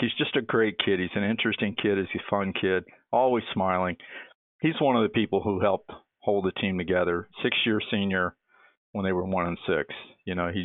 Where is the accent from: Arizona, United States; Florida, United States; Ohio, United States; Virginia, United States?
Virginia, United States; Norfolk; also born or lived in Richmond, Virginia; I grew up in Norfolk, went to ODU